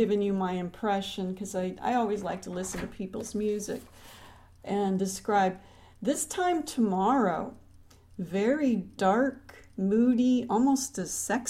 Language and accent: English; Detroit, Michigan, United States; now in Florida, United States; I'm actually from Detroit originally.